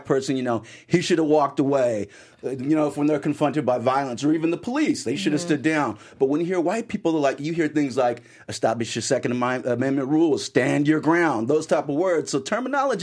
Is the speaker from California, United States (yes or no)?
yes; Los Angeles, California, United States; moved away; I grew up in the Baldwin Hills Crenshaw area behind the Crenshaw Mall